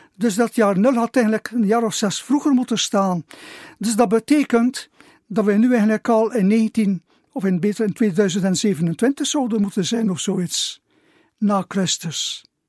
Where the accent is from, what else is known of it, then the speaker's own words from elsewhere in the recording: Zerkegem, Flanders, Belgium; also born or lived in Gistel; now in Kortemark, Belgium; ben ik geboren in Zerkenhem. Ik heb daar tien jaar gewoond